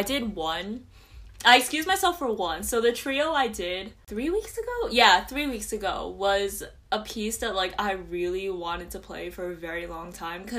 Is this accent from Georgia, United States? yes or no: no; New Jersey, United States; I'm from New Jersey.